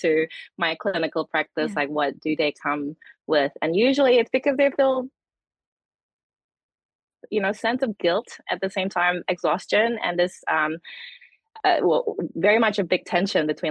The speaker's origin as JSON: {"language": "English", "country": "Indonesia", "moved": "yes", "lives_now": "New Zealand", "said": "I'm from Indonesia, and my grandmother still live in a multi-generational four-story house"}